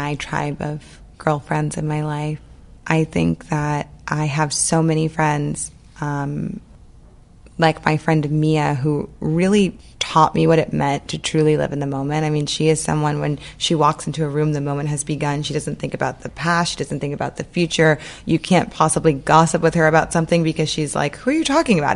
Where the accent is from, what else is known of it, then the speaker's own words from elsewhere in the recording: New Orleans, Louisiana, United States; I grew up in New Orleans, and I always say that the city of New Orleans was kind of my third parent